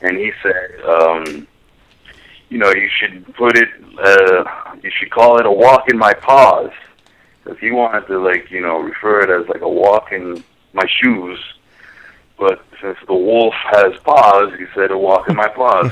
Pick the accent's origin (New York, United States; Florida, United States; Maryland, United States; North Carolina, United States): Florida, United States; Miami; I'm originally from Miami